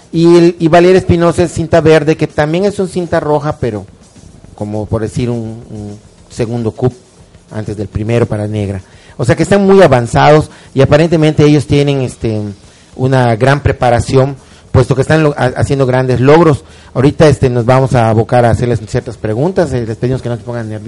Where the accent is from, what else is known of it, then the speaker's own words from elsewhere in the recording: Yucatán, Mexico; de Yucatán.